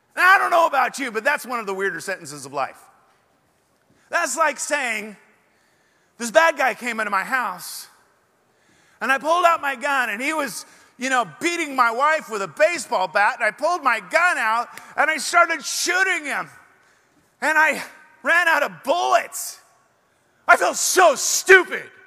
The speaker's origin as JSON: {"language": "English", "region": "Oregon", "country": "United States", "also_born_or_lived": "Portland, Oregon", "moved": "as an adult", "lives_now": "Texas, United States", "said": "I'm from Oregon, however, I am a refugee. And uh, I left the burning embers of Portland behind and uh, came down here"}